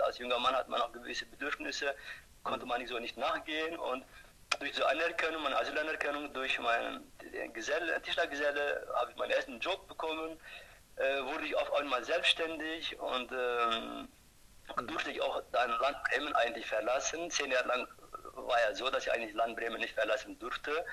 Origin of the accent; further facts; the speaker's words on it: Turkey; German is a second language; moved away as an adult; now in Germany; Ich komme ursprünglich aus der Türkei